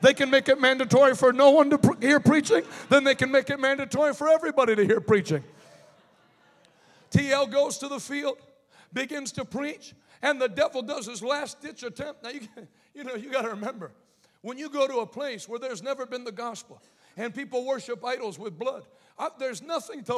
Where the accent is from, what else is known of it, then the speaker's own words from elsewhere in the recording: Pittsburgh, Pennsylvania, United States; I'm from Pittsburgh